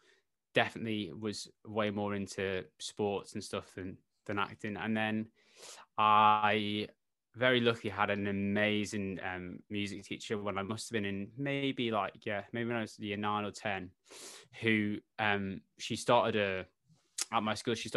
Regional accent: Isle of Man; moved away; I grew up on the Isle of Man

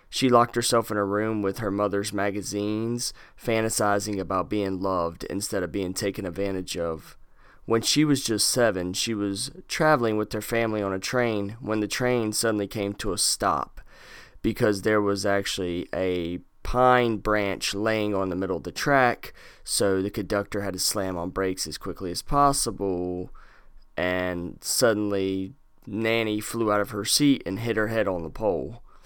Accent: North Carolina, United States; Lexington, North Carolina. Ooh, my home state

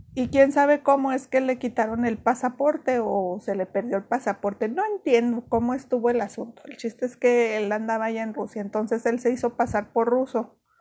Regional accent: Mexico; also born or lived in Ciudad Juárez, Chihuahua; aquí nosotros somos mexicanos, a todo le ponemos chile

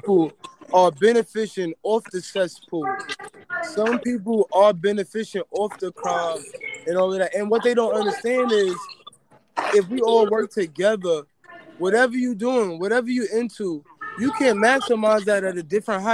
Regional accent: New York City, New York, United States; I'm from Queens

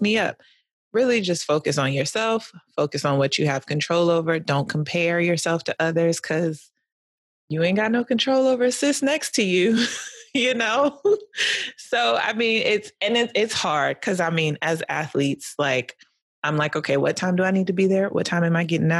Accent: New York City, New York, United States; I was born in Brooklyn

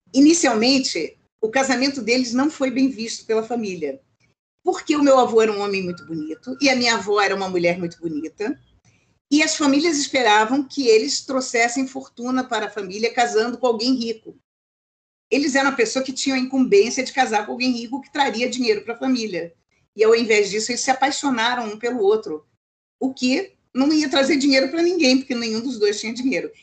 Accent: Rio de Janeiro, Brazil; also born or lived in United States; Eu sou carioca.

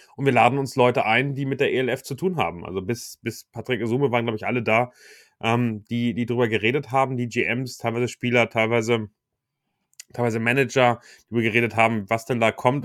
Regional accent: Hamburg, Germany; also born or lived in Wichita, Kansas; als Hamburger, der vielleicht äh, auf Fußball aufgewachsen ist

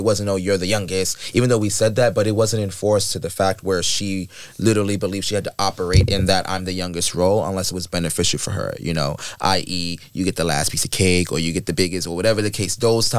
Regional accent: Queens, New York, United States; I grew up in the Queens, well, they call it Shadyville, if anyone knows.

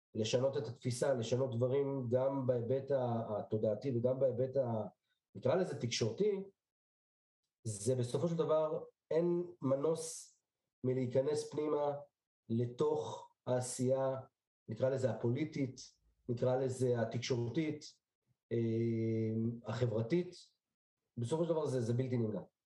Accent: Petah Tikva, Central District, Israel; also born or lived in Bnei Brak; נולדתי בשנת תשע עשרה שמונים וארבע בבני ברק, במשפחה דתית לאומית.

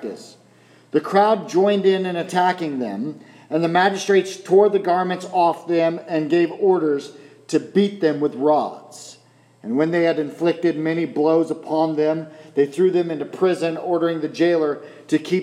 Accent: United States; being American

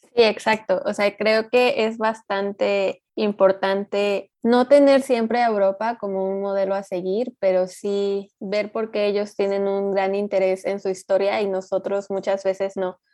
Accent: Mexico; soy de México

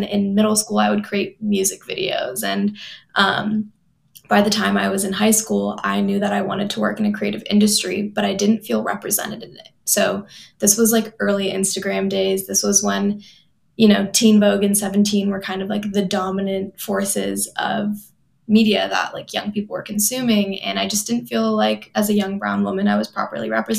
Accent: Palo Alto, California, United States; moved away as an adult; also born or lived in Los Angeles, California; now in East Coast, United States; I grew up in Palo Alto, California, which is just like 30 minutes outside of San Francisco

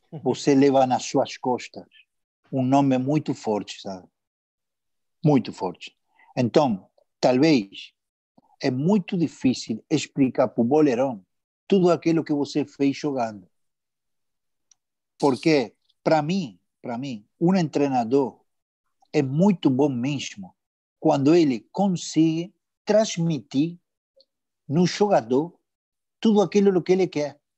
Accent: Buenos Aires, Argentina; eu morei, morei a vida toda, cara. Eu sou de Liniers, cara, tá entendendo?

